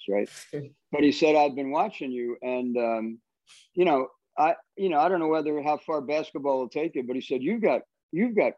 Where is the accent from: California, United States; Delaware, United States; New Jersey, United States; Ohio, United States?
New Jersey, United States; Bayonne; I grew up in Bayonne, New Jersey, and my parents worked.